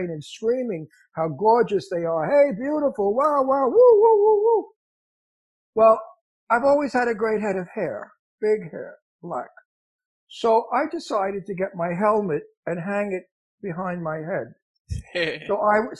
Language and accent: English; New York City, New York, United States; accent: heavy Italian Brooklyn; I was from Brooklyn with a heavy Italian Brooklyn accent